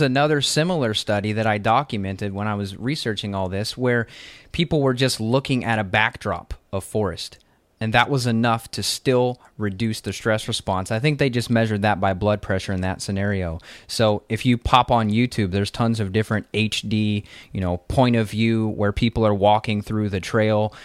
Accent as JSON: {"language": "English", "region": "Kentucky", "country": "United States", "also_born_or_lived": "Las Vegas", "said": "I'm from Kentucky where it's a temperate forest. You have four seasons here."}